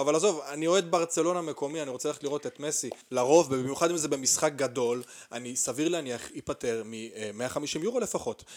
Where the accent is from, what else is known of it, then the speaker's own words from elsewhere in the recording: Arad, Southern District, Israel; גדלתי בערד